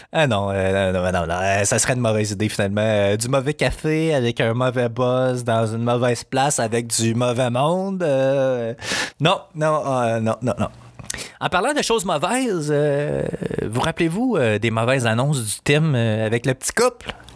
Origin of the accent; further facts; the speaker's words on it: Quebec, Canada; je suis un fier indépendantiste québécois